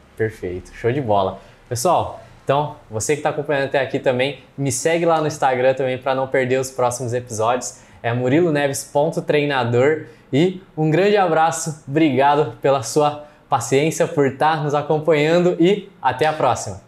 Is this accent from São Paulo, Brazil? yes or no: yes; Ribeirão Preto, São Paulo, Brazil; a gente é de Ribeirão